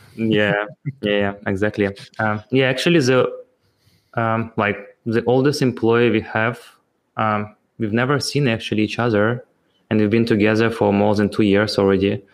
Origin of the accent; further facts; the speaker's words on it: Ukraine; I'm also from Ukraine